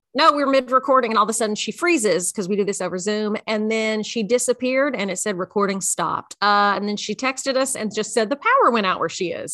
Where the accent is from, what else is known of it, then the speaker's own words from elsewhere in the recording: Memphis, Middle Tennessee, United States; I'm a bad Tennessean because I was born in Memphis.